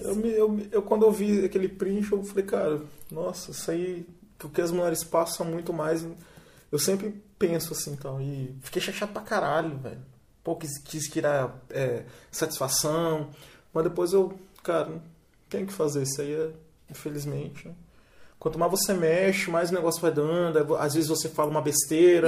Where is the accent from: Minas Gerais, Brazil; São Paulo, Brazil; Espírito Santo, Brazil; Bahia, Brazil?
Espírito Santo, Brazil; Vitória; nós somos de Vitória